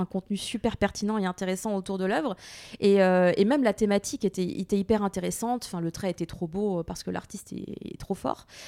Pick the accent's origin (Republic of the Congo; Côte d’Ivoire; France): France; also born or lived in Japan; je suis Française